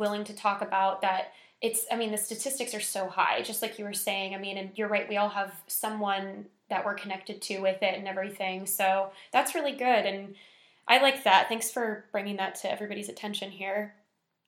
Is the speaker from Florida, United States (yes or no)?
yes; Tampa, Florida, United States; moved away; I'm from Tampa